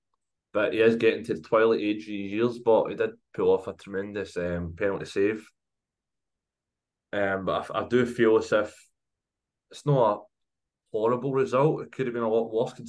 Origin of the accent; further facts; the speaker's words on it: Scotland, United Kingdom; a Scottish football fan